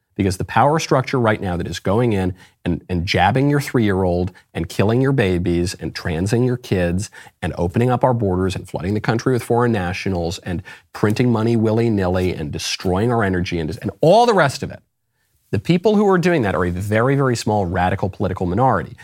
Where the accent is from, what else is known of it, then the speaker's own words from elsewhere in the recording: New York, United States; I grew up in New York